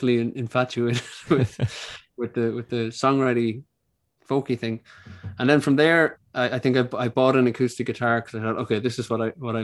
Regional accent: Ireland; born or raised there

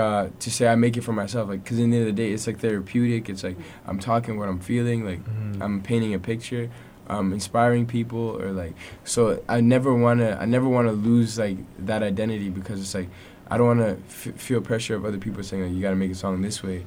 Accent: Edmonton, Alberta, Canada; I'm like, Edmonton

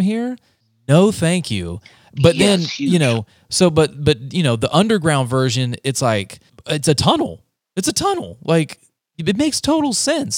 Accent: North Carolina, United States; moved away as an adult; also born or lived in Ohio; now in Leander, United States; I was born in Ohio, but raised in North Carolina all my life. And then I moved out here to Texas for my oldest daughter

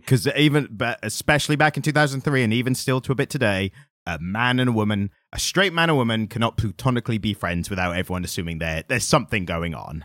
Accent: United Kingdom; as British people

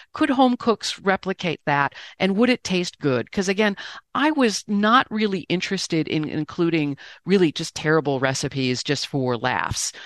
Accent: Great Lakes, Midwest, United States; I'm a Midwesterner on the Great Lakes

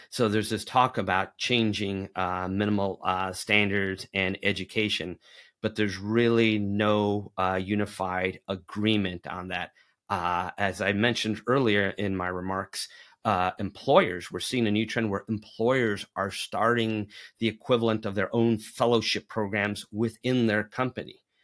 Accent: Tennessee, United States; the state of Tennessee, my home state

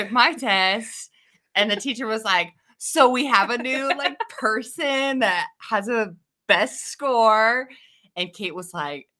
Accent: Idaho, United States; also born or lived in Nebraska; So I feel like I did most of my growing up in Idaho, though, so I say I'm from Idaho because I moved here at a fairly young age

